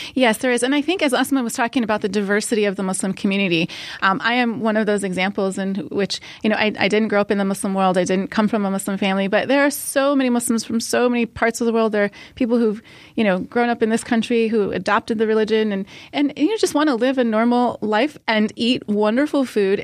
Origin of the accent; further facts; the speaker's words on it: Ohio, United States; I grew up in America, in, in Ohio